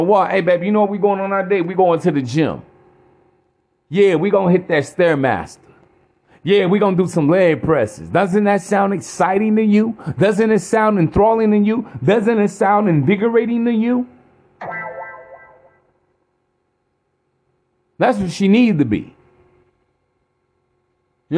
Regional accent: East Chicago, Indiana, United States; I'm from East Chicago, Indiana.

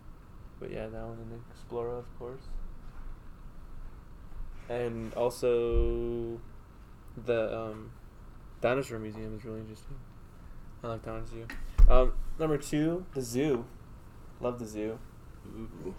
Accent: Albuquerque, New Mexico, United States; growing up in Albuquerque

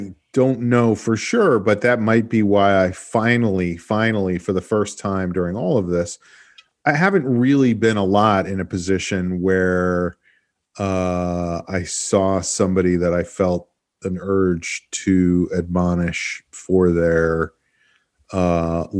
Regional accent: New York, United States; moved away; I am from New York

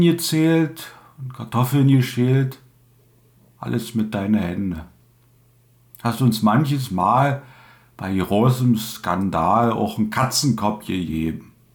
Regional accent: Dessau, Saxony-Anhalt, Germany; accent: Dessau dialect, similar to Berlinerisch; den Regiolekt meiner Heimat einigermaßen. Ich komme aus Dessau

